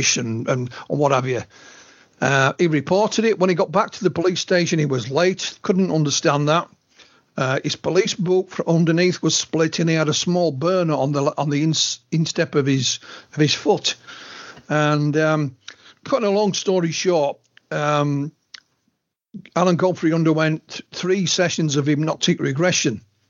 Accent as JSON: {"language": "English", "region": "Yorkshire and the Humber", "country": "United Kingdom", "tie": "born or raised there", "said": "I'm a Yorkshireman born and bred."}